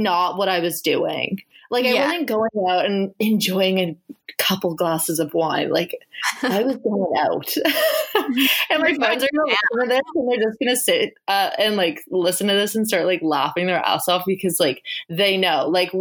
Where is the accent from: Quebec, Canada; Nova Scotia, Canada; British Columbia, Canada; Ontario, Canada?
Nova Scotia, Canada; the Valley; also born or lived in Halifax; I'm from the Valley.